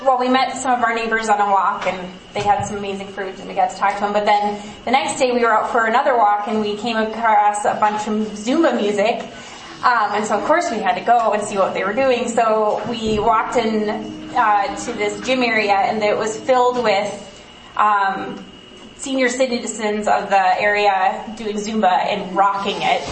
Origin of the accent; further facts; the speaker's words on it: United States; as an American